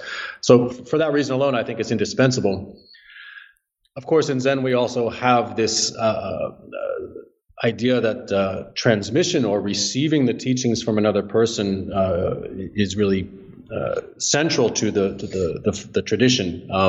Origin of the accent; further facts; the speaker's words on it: New Jersey, United States; New Jersey.